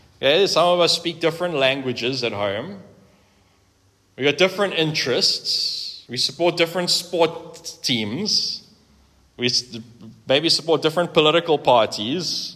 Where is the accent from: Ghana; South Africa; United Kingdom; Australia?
South Africa; we are South African is by the by, frankly. We're proudly South African